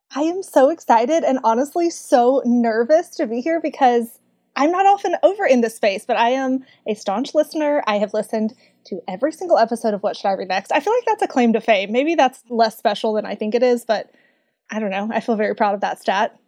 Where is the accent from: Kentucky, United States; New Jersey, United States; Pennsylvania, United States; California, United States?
Kentucky, United States; accent: Southern; Growing up in Kentucky